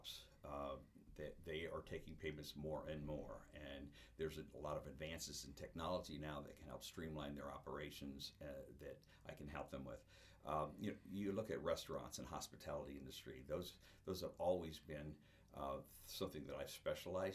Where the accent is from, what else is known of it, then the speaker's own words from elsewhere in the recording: Iowa, United States; moved away as an adult; also born or lived in Florida / Minnesota; I grew up in Iowa and started in this business in Iowa